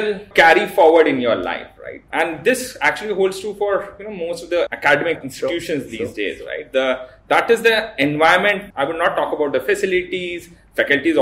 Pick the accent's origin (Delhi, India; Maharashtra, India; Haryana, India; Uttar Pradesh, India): Uttar Pradesh, India; Lucknow; I was born and brought up in Lucknow.